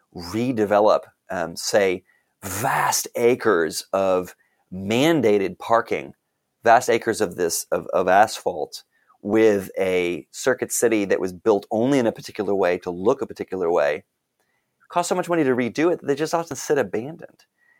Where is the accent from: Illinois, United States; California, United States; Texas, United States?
Texas, United States; Arlington; I grew up in North Texas, and I know from growing up in Arlington, Texas specifically